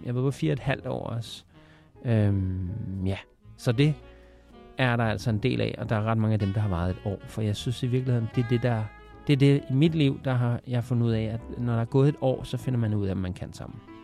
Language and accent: Danish; Denmark; jeg er vokset op i Danmark